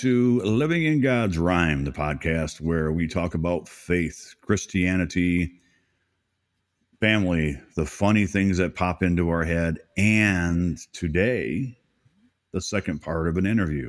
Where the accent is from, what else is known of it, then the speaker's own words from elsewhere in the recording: Port Huron, Michigan, United States; now in Florida, United States; And it's right next to a bigger town, which was where Tim lives and where I grew up in Port Huron. It's a great little area. It's not a little area anymore. It's growing, isn't it?